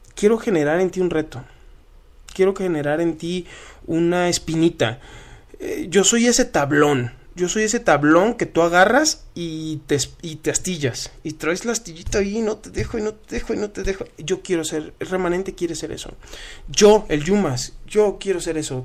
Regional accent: Culiacán, Sinaloa, Mexico; yo vengo de Culiacán, Sinaloa

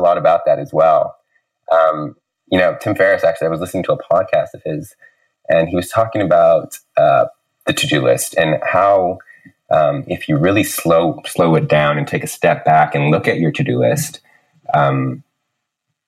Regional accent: San Francisco, California, United States; moved away as an adult; now in Vancouver, Canada; Childhood is San Francisco, Lakeview. I went to San Francisco Waldorf High School

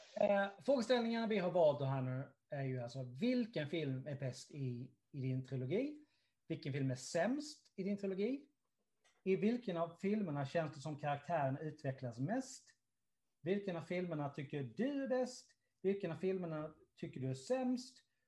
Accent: Karlshamn, Blekinge, Sweden; den lilla stan där jag kommer ifrån

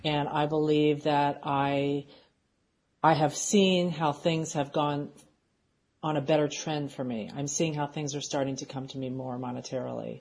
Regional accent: Philadelphia, Pennsylvania, United States; moved away; we're from Philadelphia originally

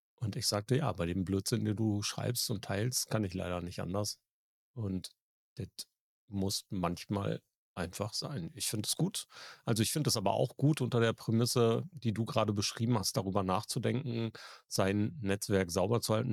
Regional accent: Germany; bei uns in Deutschland

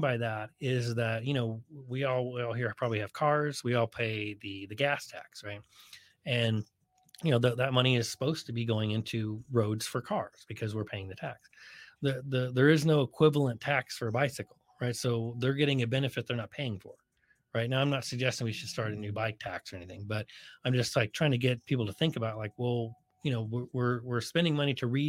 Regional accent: Bay Area, California, United States; moved away as an adult; also born or lived in Nevada / Colorado; now in San Diego, United States; growing up in the Bay Area

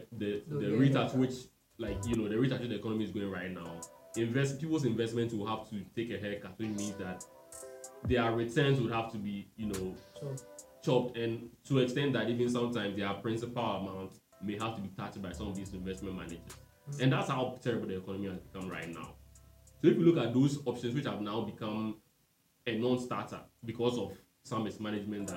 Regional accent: Ghana; as a Ghanaian

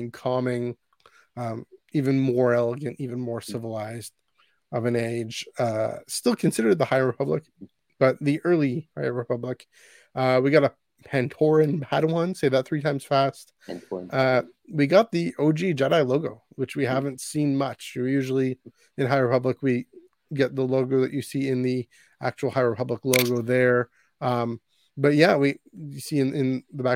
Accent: Canada; as a Canadian

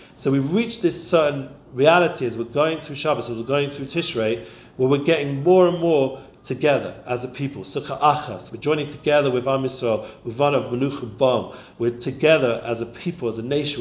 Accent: London, United Kingdom; when I grew up in London.

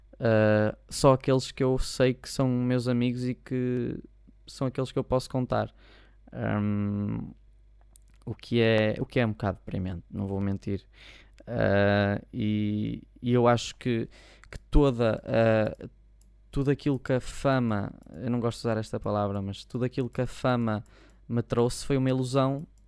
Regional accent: Maia, Norte, Portugal; por acaso sou daqui, sou da Maia

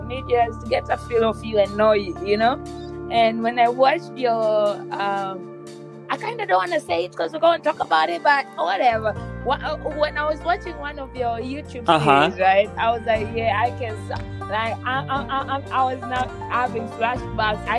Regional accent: Tanzania; moved away; I come from Tanzania

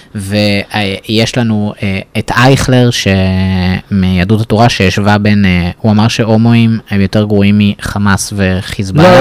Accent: Israel; אני אמנם גדלתי בישראל באזור ליברלי

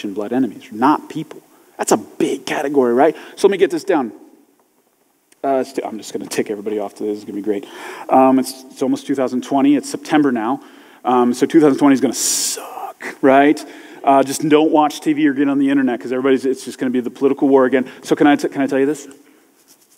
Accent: United States; I'm American and I'm a Christian

